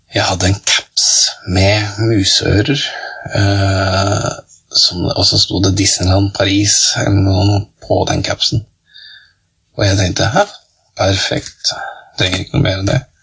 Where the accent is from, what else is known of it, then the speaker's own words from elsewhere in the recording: Skotselv, Buskerud, Norway; moved away; Spiller ingen rolle hvor jeg bor enn jeg er fra Skotselv, ja, da er man evig skotselving. Skotselv er tross alt tjukkere enn blod. Det er, det er jo Skotselv, det er Skotselva, Skotselva, hjembygda mi